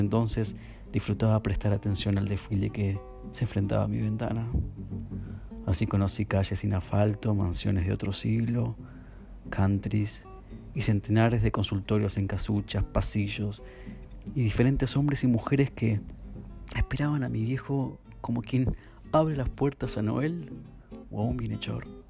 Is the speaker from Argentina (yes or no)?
yes; Munro, Buenos Aires Province, Argentina; also born or lived in Núñez, Buenos Aires; Nací en Munro, aunque mi libreta civil dice que nací en Núñez